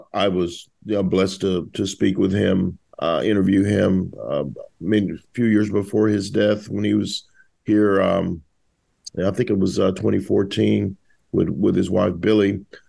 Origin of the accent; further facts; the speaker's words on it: the South, United States; I grew up in the South